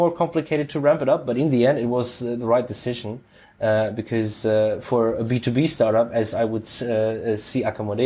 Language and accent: English; Frankfurt, Hesse, Germany; born and raised in Frankfurt, I know this area